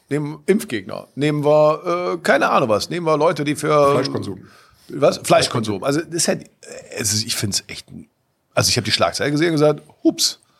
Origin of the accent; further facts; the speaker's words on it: Cologne, North Rhine-Westphalia, Germany; wir waren hier als Kölner, wussten wir genau, hier gab es mehr oder weniger ein Monopol.